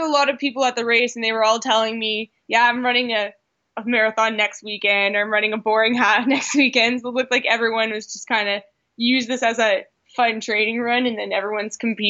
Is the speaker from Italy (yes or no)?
no; Canada; accent: Canadian; That would be a play on my Canadian accent.